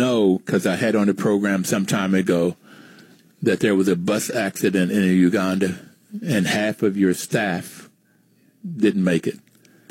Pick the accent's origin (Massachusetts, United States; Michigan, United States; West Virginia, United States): West Virginia, United States; where I grew up in West Virginia, we used to say we had more month than money.